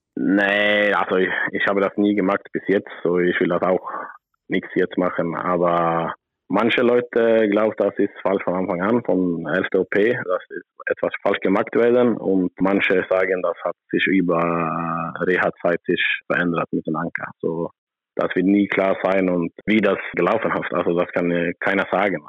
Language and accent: German; Sweden; German is a second language; moved away as an adult; also born or lived in Berlin; ich bin natürlich sehr glücklich und froh, dass ich wieder in Schweden bin